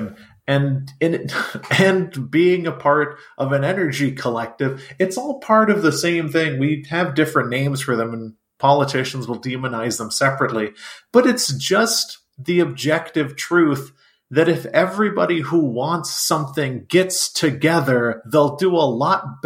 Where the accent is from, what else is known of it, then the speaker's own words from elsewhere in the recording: Texas, United States; as a Texan